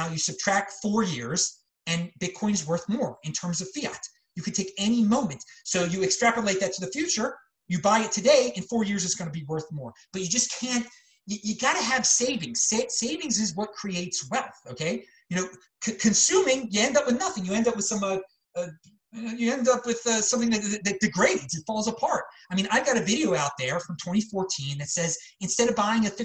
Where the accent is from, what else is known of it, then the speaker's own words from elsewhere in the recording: Baltimore, Maryland, United States; moved away; also born or lived in Los Angeles; I'm from Baltimore originally, which is north of Washington, D.C., south of Philadelphia